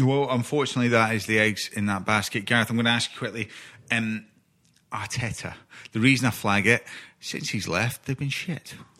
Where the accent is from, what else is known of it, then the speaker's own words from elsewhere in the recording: Scotland, United Kingdom; as a Scot, as a Scotsman